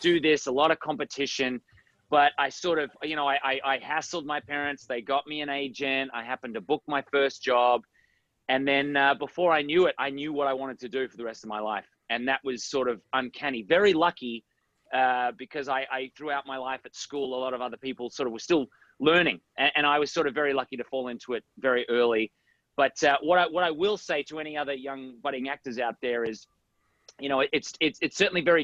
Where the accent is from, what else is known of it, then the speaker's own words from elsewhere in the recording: Australia; moved away as an adult; also born or lived in United States; I grew up in Australia.